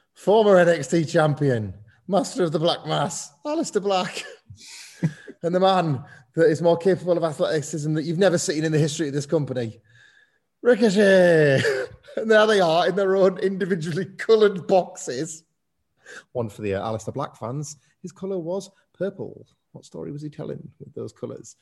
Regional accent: Scarborough, Yorkshire and the Humber, United Kingdom; I grew up in Scarborough

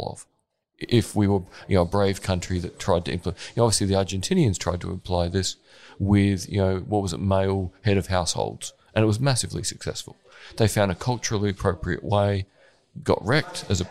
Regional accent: Gawler, South Australia, Australia; I'm from Gawler, north of Adelaide

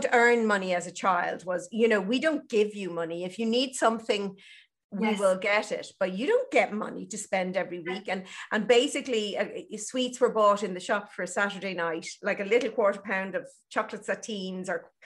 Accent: Ireland; I'm Irish, and we're brought up on that guilt, that Catholicism

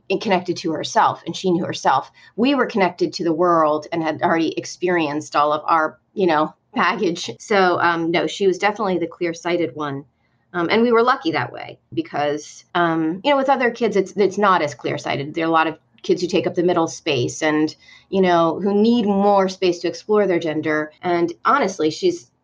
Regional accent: Northeast, United States; now in Deep South, United States; My husband's a New Englander. And, you know, we're from the Northeast.

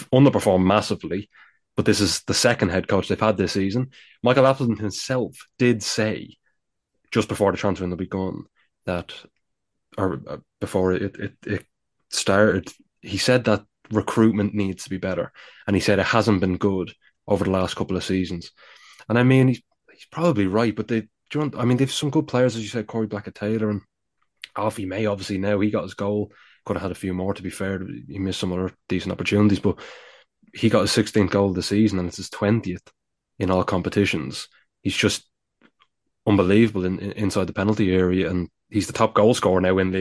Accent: Ireland; As an Irishman

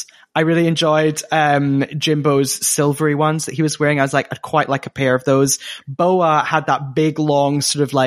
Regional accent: Scotland, United Kingdom; accent: Scottish; my Scottish accent.

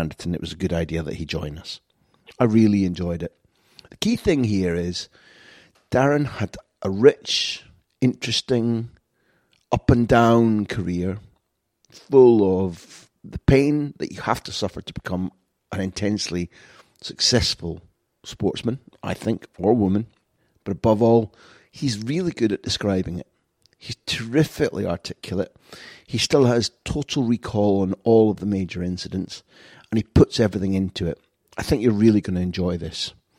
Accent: Scotland, United Kingdom; even though I'm a Scot, I think England were done a huge misjustice

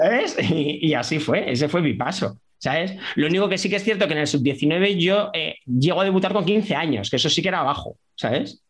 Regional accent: Leganés, Community of Madrid, Spain; yo nací en Madrid, pero claro, eh, porque no había hospital, maternidad en esa época en Leganés, en el 79 no había, entonces nací en la maternidad de O'Donnell, pero yo me crié en San Nicasio, en Leganés

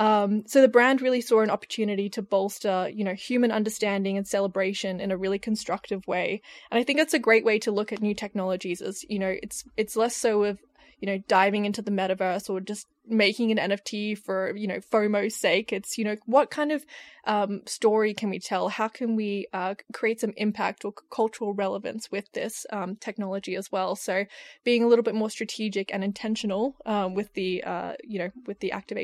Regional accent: Australia; now in United Kingdom; I'm an Australian in the UK.

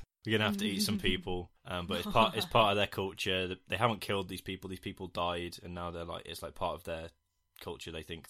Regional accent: United Kingdom; I hate being British.

